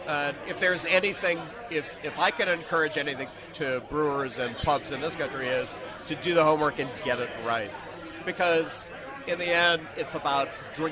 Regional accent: United States; I'm an American guy.

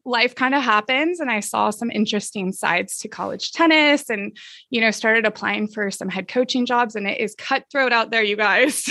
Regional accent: Southern California, United States; I grew up in Southern California

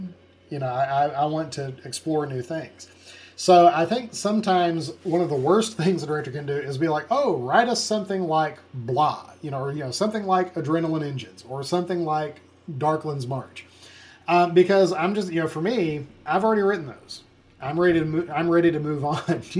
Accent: Jonesboro, Arkansas, United States; I'm from Jonesboro, Arkansas

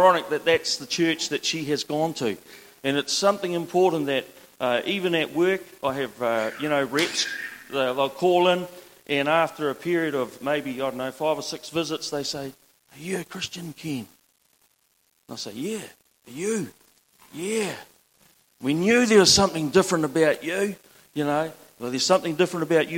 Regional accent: Mahia Peninsula, Hawke's Bay, New Zealand; now in Gisborne, New Zealand; I'm born and bred on the Mahi Peninsula

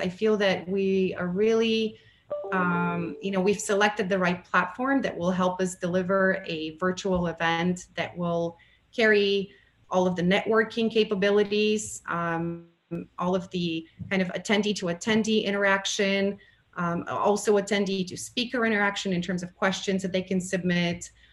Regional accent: Bulgaria; moved away as an adult; now in United States; I have a Bulgarian background. I was born in Bulgaria um, and uh, relocated to the United States in 1998

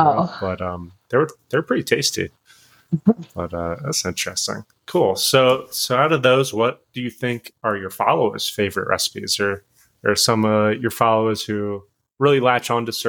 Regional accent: Florida, United States; growing up in Florida

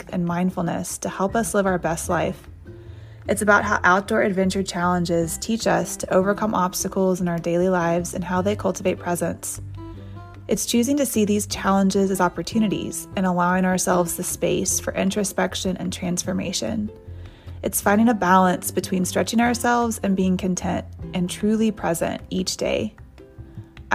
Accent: Nashville, Tennessee, United States; also born or lived in Oxford, Mississippi; I'm from Nashville and went to school at Ole Miss, the University of Mississippi.

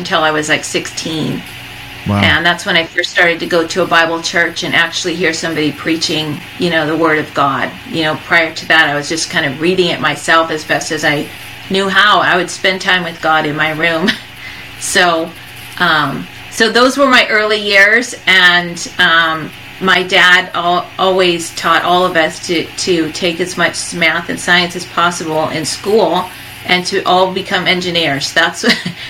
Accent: Tucson, Arizona, United States; my early years, I grew up in Tucson, Arizona.

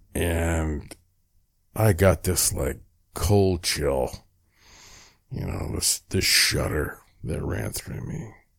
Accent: Asheville, North Carolina, United States; I was born in Asheville, North Carolina.

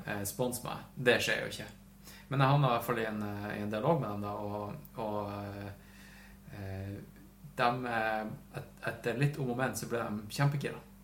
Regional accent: Tromsø, Troms, Norway; moved away; jeg var faktisk hjemme i Tromsø i helga. Da hadde mamma kjøpt inn Melbu kaviar

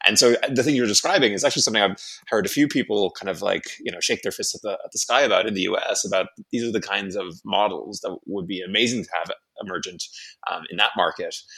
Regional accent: Ireland; moved away; I'm from Ireland originally

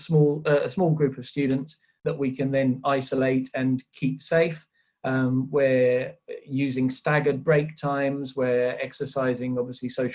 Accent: United Kingdom; I'm sitting here as a Brit. I'm also half Swedish

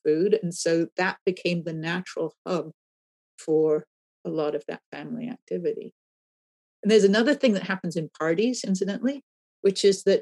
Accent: England, United Kingdom; moved away as an adult; now in California, United States; I grew up in England where at the time that I left in the 1970s

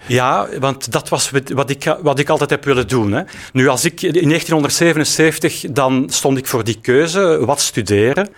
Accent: Antwerp, Flanders, Belgium; wij komen eigenlijk uit Antwerpen

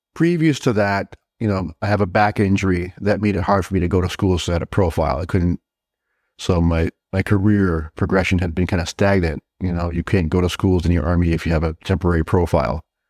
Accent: Southbridge, Massachusetts, United States; also born or lived in Brooklyn, New York; I grew up in, in a little town in Massachusetts called Southbridge

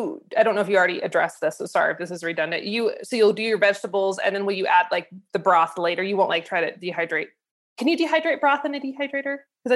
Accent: Idaho, United States; I'm from Idaho.

